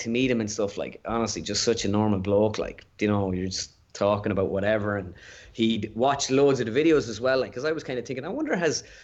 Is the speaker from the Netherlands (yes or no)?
no; Ireland; just being an Irish person